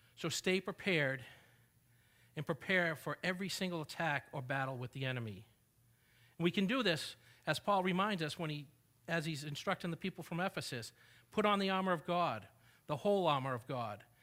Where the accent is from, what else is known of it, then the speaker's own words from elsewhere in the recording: New England, United States; now in Texas, United States; I did not grow up in Texas, but I grew up in New England